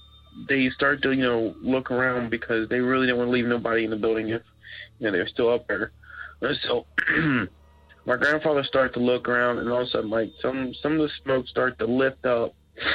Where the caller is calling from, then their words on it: Florence, Kentucky, United States; I'm calling from Florence, Kentucky.